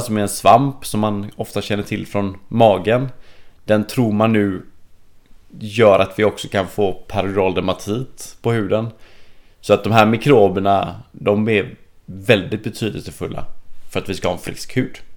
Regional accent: Sweden

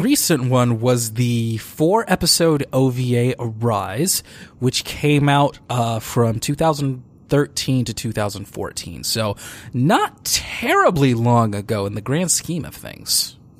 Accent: Detroit, Michigan, United States; right here in my hometown of Detroit, Michigan

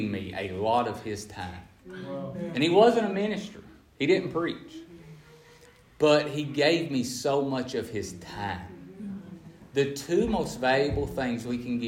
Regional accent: Appalachia, United States; I'm from Appalachia where poverty is the norm.

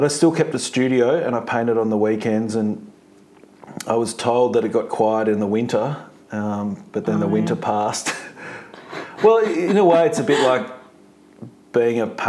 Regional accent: Victoria, Australia; also born or lived in Melbourne; I was born in Melbourne in 1978 and grew up mainly in Victoria. But we moved around a lot.

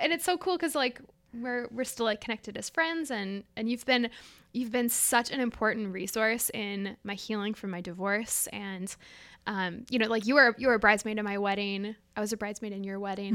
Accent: Minneapolis, Minnesota, United States; born or raised there

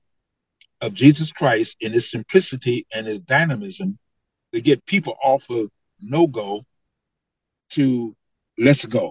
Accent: Detroit, Michigan, United States; I grew up in Detroit

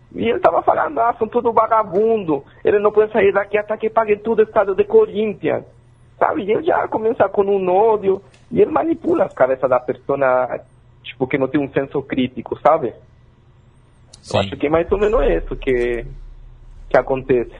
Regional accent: Chile; Portuguese is a second language; now in Brazil; eu sou chileno

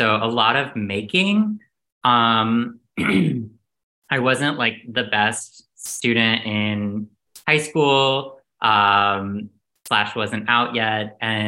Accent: Outer Banks, North Carolina, United States; moved away as an adult; now in New York, United States; So originally, I'm from North Carolina. I'm from the coast of North Carolina, the Outer Banks. My dad was a fisherman and a beekeeper, and my mom was a gynecologist. And I'm also adopted.

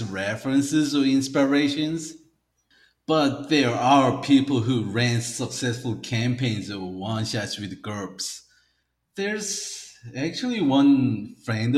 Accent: United States; moved away as an adult; now in South Korea; I grew up in the States

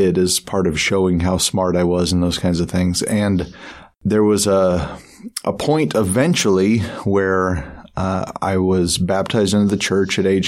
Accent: Salt Lake area, Utah, United States; my sister and I went to live with my mother's family down in the Salt Lake area

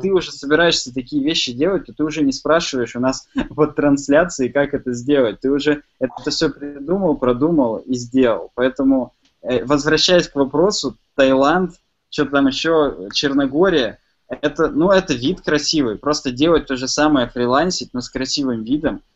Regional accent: Chelyabinsk, Chelyabinsk Oblast, Russia; Я сам из Челябинска

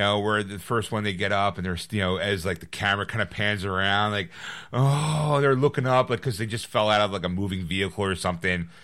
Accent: Philadelphia, Pennsylvania, United States; We're from Pennsylvania, Philadelphia, specifically

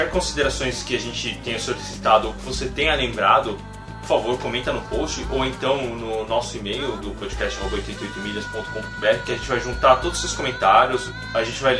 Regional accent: Brazil; also born or lived in Japan; Eu morava no Japão, era brasileiro, mas aqui no Brasil eu sou japonês.

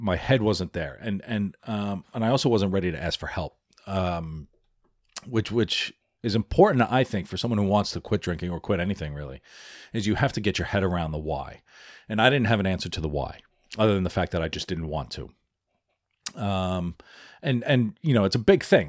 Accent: New York City, New York, United States; also born or lived in Philadelphia / Washington, D.C.; I'm an Irish American. Uh, I live in New York, right? It's I was born in the Bronx.

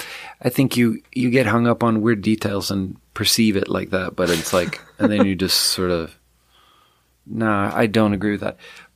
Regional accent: Sweden; moved away

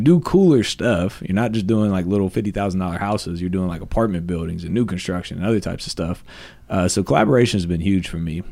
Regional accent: Columbus, Ohio, United States; I'm moving away from my hometown to go to Florida. I was thinking about doing this for years, but I was like, no, I gotta be in Columbus

